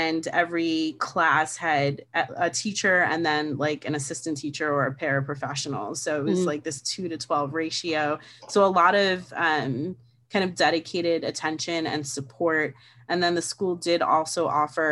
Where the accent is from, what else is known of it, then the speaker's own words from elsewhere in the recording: New York City, New York, United States; I was born and raised in New York City. I still live in New York City